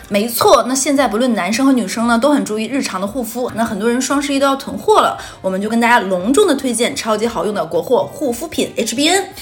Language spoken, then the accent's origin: Chinese; Northeast China, China; accent: Northeastern (Dongbei); moved away; 乡音在耳，好像很久没有听过这个东北话了